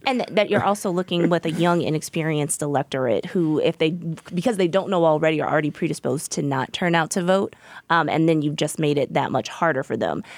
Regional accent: Virginia, United States; I'm from Virginia

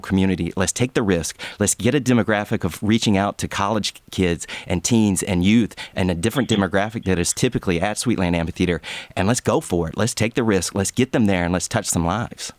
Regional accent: LaGrange, Georgia, United States; I grew up in Lagrange, and it was an hour south of Atlanta

